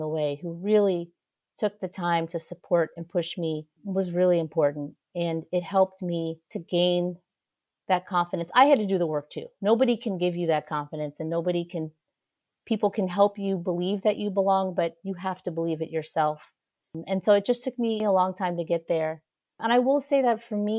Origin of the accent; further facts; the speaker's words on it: San Francisco, California, United States; now in Washington, D.C., United States; So I'm originally from San Francisco. I live in Washington, D.C. now, but I grew up in San Francisco.